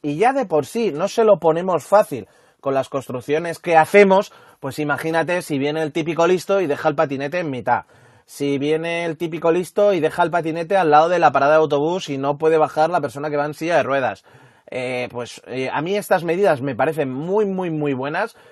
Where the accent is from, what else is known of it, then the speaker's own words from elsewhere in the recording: Madrid, Community of Madrid, Spain; en Madrid somos un poco kamikazes al volante